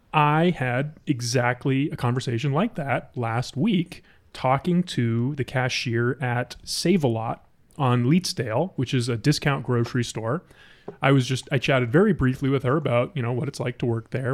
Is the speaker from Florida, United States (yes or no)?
no; Ohio, United States; like me